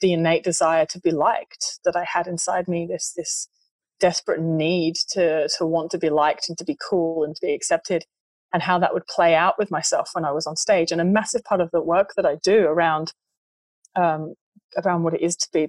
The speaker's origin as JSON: {"language": "English", "region": "England", "country": "United Kingdom", "tie": "born or raised there", "said": "in my culture, which I was brought up in England"}